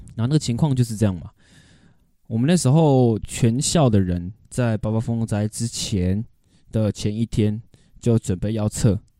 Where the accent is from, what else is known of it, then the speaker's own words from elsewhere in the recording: Taipei, Taiwan; 小时候在台北